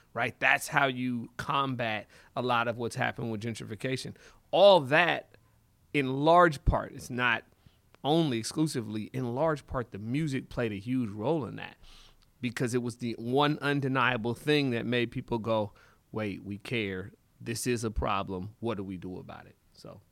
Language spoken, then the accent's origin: English; Seattle, Washington, United States; I was born in Seattle. uh, University of Washington Hospital. My mother and father are from Zimbabwe. So they came here in the seventies. So I was born here. My kinda earliest memories go back to really the Central District